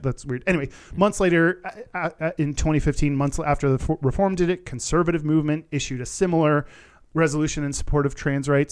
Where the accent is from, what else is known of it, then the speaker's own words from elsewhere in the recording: Texas, United States; growing up in Texas, because of growing up in the U S